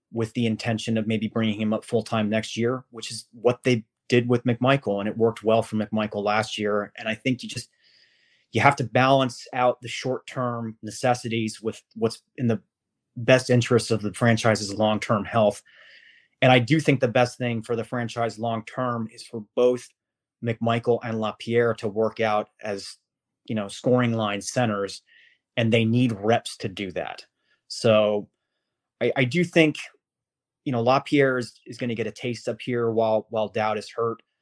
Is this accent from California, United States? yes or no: no; Washington, District of Columbia, United States; I grew up in Washington D.C. I grew up as a Capitals fan